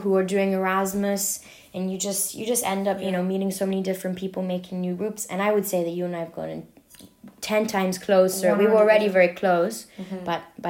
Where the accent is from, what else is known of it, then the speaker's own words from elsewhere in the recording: London, United Kingdom; moved away as an adult; now in Paris, France; I grew up in London.